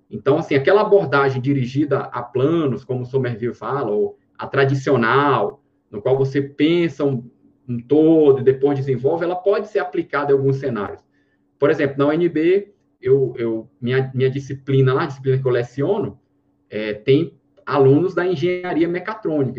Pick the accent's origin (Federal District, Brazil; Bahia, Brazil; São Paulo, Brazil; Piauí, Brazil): Piauí, Brazil; Floriano; moved away as an adult; also born or lived in Teresina, Brazil; now in Brasília, Brazil; Sou, sou piauiense, é, morei em Floriano, estudei no IFP